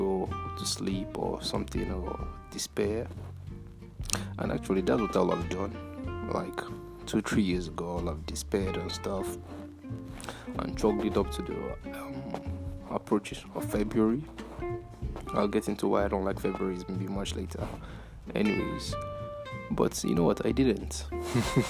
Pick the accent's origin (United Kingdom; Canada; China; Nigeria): Nigeria; I'm Nigerian.